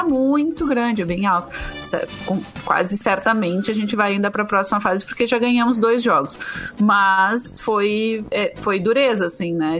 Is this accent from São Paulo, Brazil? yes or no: no; Porto Alegre, Rio Grande do Sul, Brazil; eu sou da Zona Norte, né? Eu me criei no Sarandi